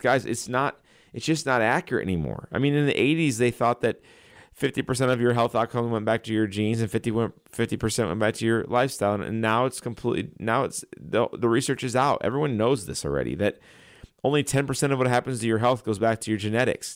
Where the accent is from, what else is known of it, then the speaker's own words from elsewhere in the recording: Chesterfield, Missouri, United States; I grew up in Chesterfield, right down the street from Logan College